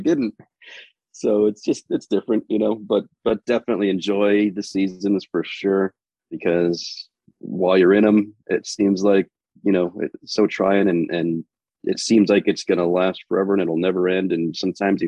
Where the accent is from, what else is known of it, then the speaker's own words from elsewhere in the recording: Finger Lakes area of Western New York, United States; moved away as an adult; also born or lived in Phoenix, Arizona; I grew up in Finger Lakes area of Western New York.